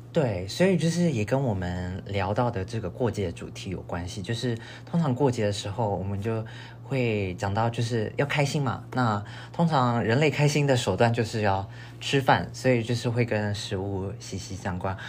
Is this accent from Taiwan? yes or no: yes; northern Taiwan, Taiwan; moved away as an adult; now in United States; 但因为我是北部人，所以我从小好像就只吃过北部粽就是了